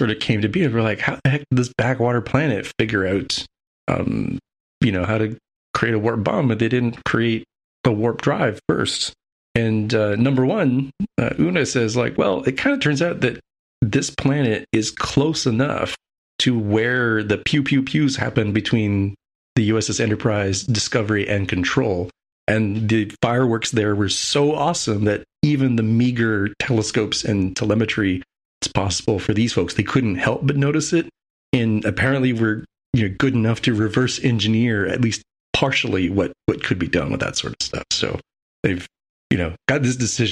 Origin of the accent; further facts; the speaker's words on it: United States; as an American